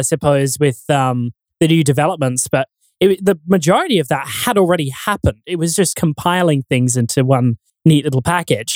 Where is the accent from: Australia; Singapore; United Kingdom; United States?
Australia; now in Perth, Australia; my hometown, uh, or like the town that I grew up